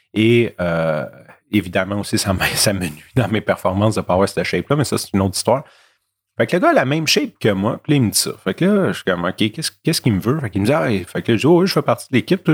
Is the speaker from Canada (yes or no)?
yes; Montreal, Quebec, Canada; je viens de milieux malfamés de Rivière-des-Prairies puis de Montréal-Nord